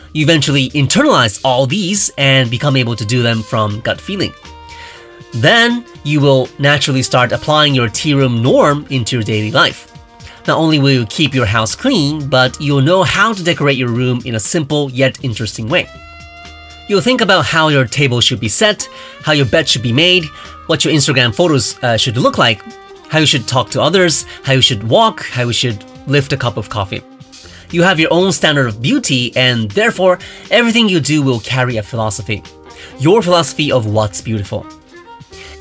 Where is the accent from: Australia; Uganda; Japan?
Japan; I grew up in Japan